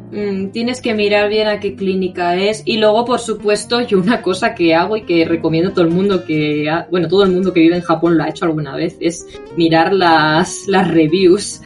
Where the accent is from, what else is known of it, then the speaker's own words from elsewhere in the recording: Spain; now in Japan; yo es que vengo de España